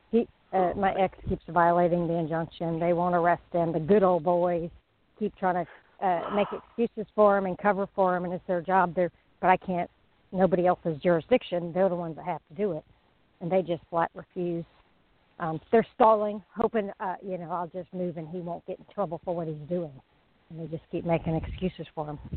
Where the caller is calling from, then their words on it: Florida, United States; I'm in Flor- I'm in Florida.